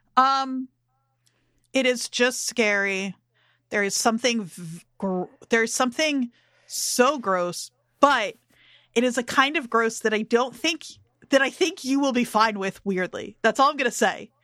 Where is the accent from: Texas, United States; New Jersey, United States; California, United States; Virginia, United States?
New Jersey, United States; growing up in Jersey